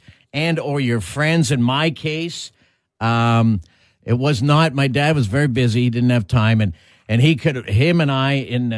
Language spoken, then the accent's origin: English; Ontario, Canada; now in Manitoba, Canada; when I grew up in Ontario